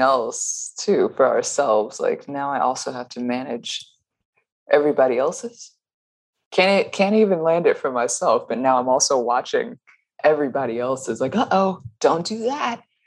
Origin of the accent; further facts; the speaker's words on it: the South, United States; I grew up in the South.